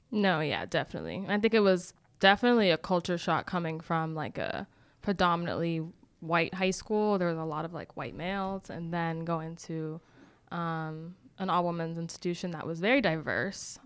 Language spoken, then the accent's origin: English; Boston, Massachusetts, United States; moved away as an adult; also born or lived in Decatur, Georgia; I am originally from Boston, Massachusetts.